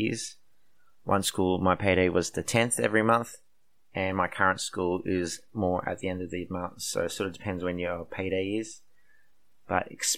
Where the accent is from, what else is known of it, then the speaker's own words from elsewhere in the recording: Australia; moved away as an adult; now in South Korea; I come from Australia